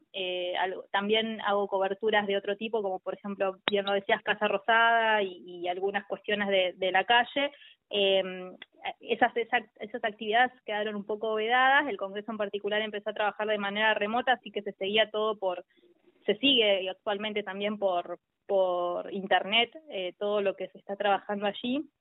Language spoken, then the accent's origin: Spanish; Tierra del Fuego, Argentina; moved away as an adult; also born or lived in La Plata; yo soy fueguina, soy de Tierra del Fuego, mm. eh, tengo a toda mi familia allá y a los 18 años me vine a estudiar a la Universidad Nacional de La Plata